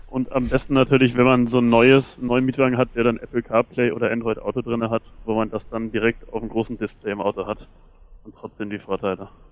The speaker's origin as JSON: {"language": "German", "country": "Germany", "said": "wir Deutsche"}